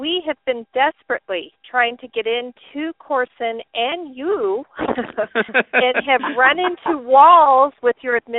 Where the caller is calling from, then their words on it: Arizona, United States; I'm just calling from Arizona. … in Arizona.